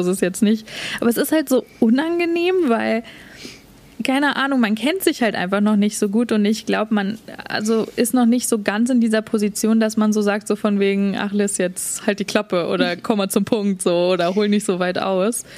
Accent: Germany; born or raised there; moved away as an adult; now in Vancouver, Canada

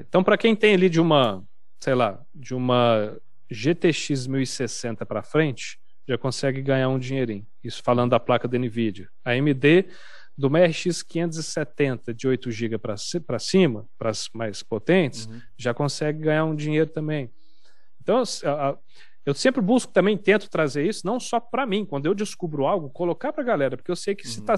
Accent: Uberaba, Minas Gerais, Brazil; moved away as an adult; now in São Paulo, Brazil; Eu sou de Uberaba, Minas Gerais

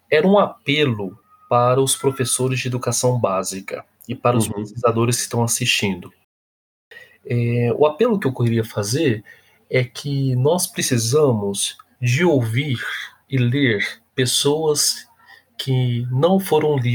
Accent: São Paulo, Brazil; Eu, como negro, advindo de uma coab em São Paulo

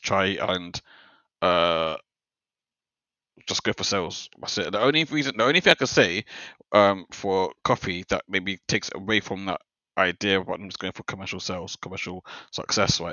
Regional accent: London, United Kingdom; I'm from South London

